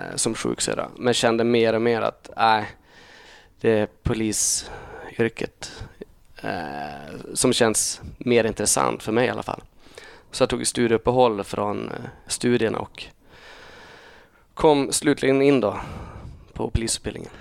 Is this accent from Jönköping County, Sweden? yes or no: no; Holmsund, Västerbotten County, Sweden; also born or lived in Uppsala / Umeå; jag är uppvuxen eh, en och en halv mil söder om Umeå. Holmsund heter det